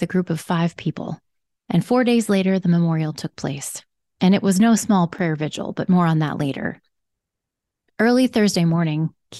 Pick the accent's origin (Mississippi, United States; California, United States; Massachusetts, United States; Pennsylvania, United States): Pennsylvania, United States; Montoursville; my hometown of Montoursville, Pennsylvania